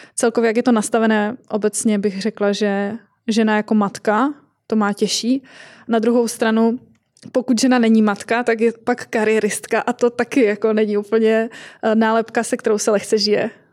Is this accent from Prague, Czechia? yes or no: no; Moravian-Silesian Region, Czechia; u nás v Moravskoslezském kraji